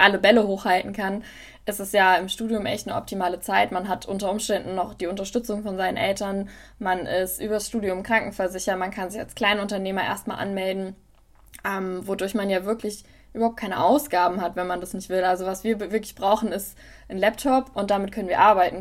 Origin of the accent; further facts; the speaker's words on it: near Wiesbaden, Hesse, Germany; also born or lived in Tübingen / Mainz; Ich komme ursprünglich aus der Nähe von Wiesbaden